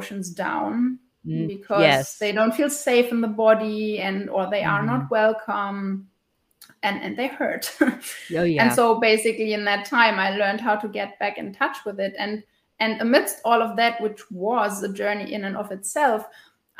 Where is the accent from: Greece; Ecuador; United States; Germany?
Germany; western Germany; I am living and from Germany, in the west of Germany, in a small town.